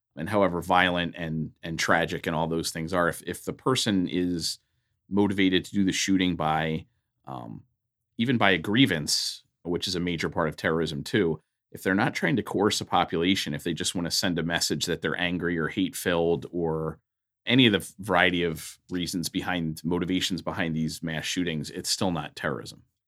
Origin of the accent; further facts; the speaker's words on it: Philadelphia, Pennsylvania, United States; I grew up in Philadelphia, Pennsylvania, on the East Coast.